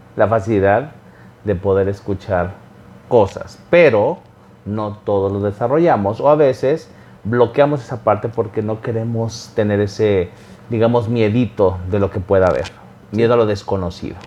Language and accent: Spanish; Xalapa, Veracruz, Mexico; yo nací en Veracruz, en un lugar llamado Jalapa